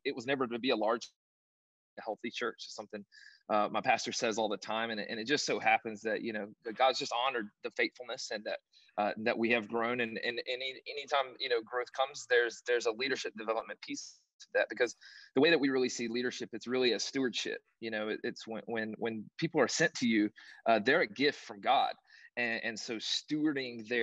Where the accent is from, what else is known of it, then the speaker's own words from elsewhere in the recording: North Carolina, United States; moved away as an adult; also born or lived in Southern Virginia; now in Tampa, United States; I'm originally from North Carolina, Southern Virginia area.